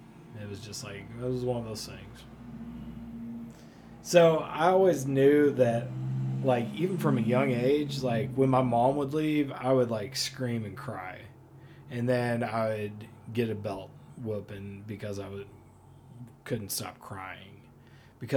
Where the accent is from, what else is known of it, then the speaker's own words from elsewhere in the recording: Oklahoma City, Oklahoma, United States; born there; moved away; So I was born in Oklahoma City, and my dad worked on in an oil field over there, driving trucks actually, and so the oil ran out, and we ended up moving here.